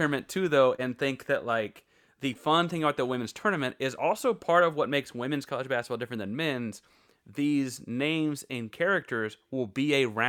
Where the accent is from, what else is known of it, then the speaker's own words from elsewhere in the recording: Texas, United States; I'm the Texan